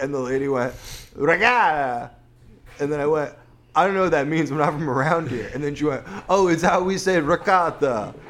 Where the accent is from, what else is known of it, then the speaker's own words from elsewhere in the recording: Philadelphia, Pennsylvania, United States; I'm from Philly.